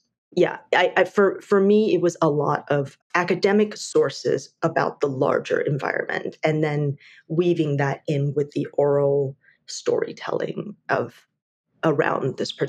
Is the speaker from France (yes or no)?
no; Taiwan; moved away; I grew up in Taiwan.